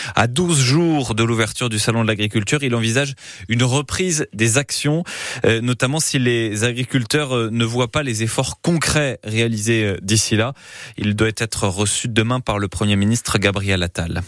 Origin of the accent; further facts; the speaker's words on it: Dordogne, Nouvelle-Aquitaine, France; chez nous en Dordogne